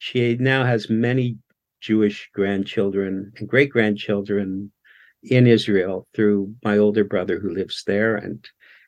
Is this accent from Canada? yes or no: yes; Canada; I was born here in Canada.